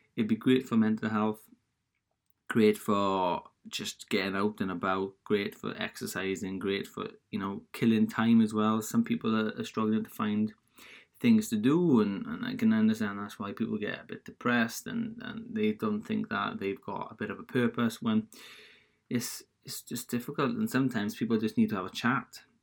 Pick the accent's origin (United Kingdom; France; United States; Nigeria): United Kingdom; Wales; accent: Welsh; I'm Welsh, so I guess I guess if, if you didn't know that from my accent by now